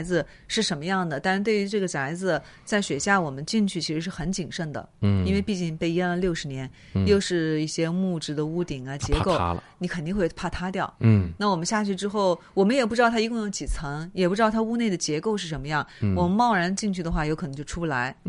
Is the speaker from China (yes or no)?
yes; South China, China; 你们北方会这么说吗？因为我是南方人，我们有时候下水的话说扎个猛子